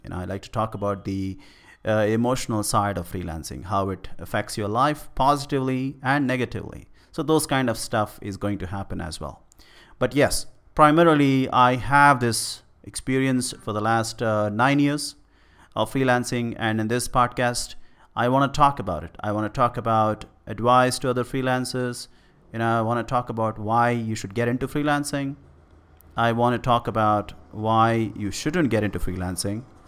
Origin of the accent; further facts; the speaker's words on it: India; I am from India